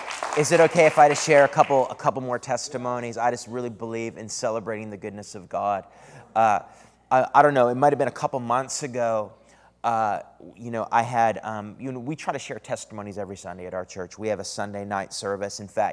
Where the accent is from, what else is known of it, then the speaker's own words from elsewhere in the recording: San Antonio, Texas, United States; also born or lived in Canada; I am from San Antonio, born in Canada, then spent about 6.5 years at Bethel Church in Redding, California, and then moved to San Antonio with my wife 5 years ago.